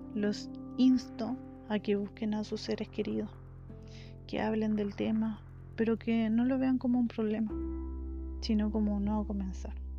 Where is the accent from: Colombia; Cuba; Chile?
Chile; soy de Chile